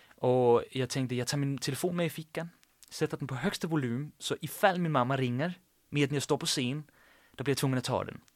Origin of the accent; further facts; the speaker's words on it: Sorø, Zealand, Denmark; accent: Danish; Swedish is a second language; moved away as an adult; also born or lived in Copenhagen, Denmark; now in Gothenburg, Sweden; Jag växte upp i Sorö. Det är en by på 30 000 invånare i mitt på Källen, en timme från Köpenhamn.